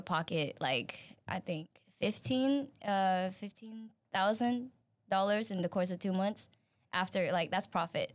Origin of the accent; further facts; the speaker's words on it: Singapore; moved away; I am originally from Singapore